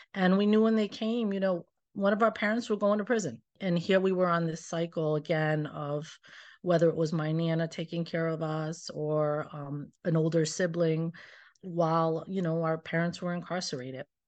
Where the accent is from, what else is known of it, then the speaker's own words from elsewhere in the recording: Pawtucket, Rhode Island, United States; growing up in Pawtucket